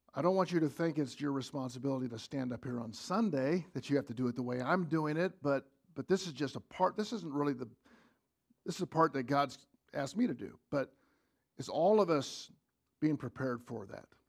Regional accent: United States; As, as an American

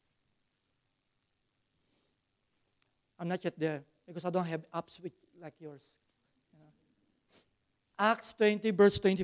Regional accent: Philippines; English is a second language; now in Australia; I'm a Filipino

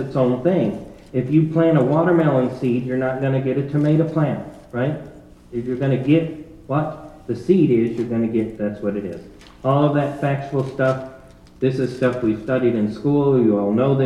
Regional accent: Ohio, United States; growing up in Ohio, the growing season wasn't long enough to get a watermelon

